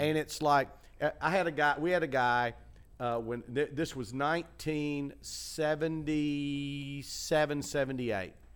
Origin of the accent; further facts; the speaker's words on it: Chattanooga, Tennessee, United States; moved away; When I was growing up in Chattanooga